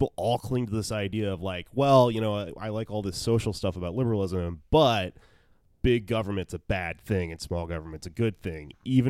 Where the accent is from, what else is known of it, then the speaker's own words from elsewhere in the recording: Texas, United States; I grew up in Texas